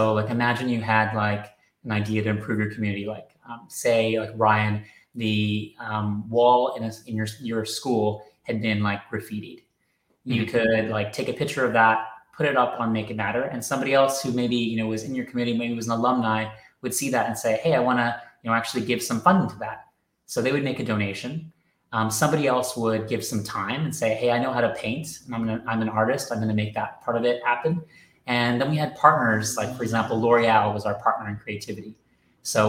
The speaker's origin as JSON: {"language": "English", "town": "Toronto", "region": "Ontario", "country": "Canada", "tie": "born or raised there", "moved": "as an adult", "lives_now": "London, United Kingdom", "said": "I'm originally from Toronto, Canada, hence the funny accent, but I originally came here for 12 months and it's been 12 years, so this is home now"}